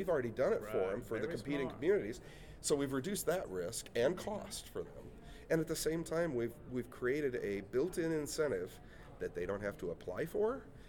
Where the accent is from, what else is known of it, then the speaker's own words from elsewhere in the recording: Effingham, Illinois, United States; I grew up in a town of about 13,000 downstate. I grew up in Effingham, Illinois.